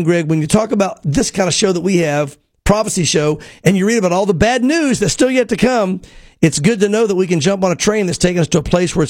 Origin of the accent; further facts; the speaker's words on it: Knoxville, Tennessee, United States; moved away as an adult; we grew up in Tennessee and God called us back to Knoxville